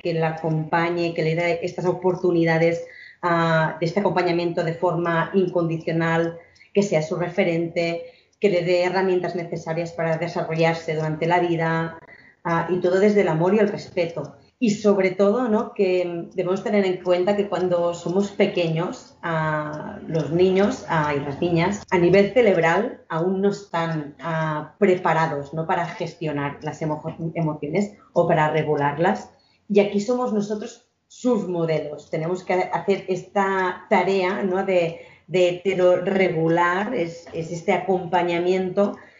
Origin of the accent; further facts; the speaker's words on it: Spain; nací en San Salvador de Noia, que es un pueblo ah, con mucha cultura vinícola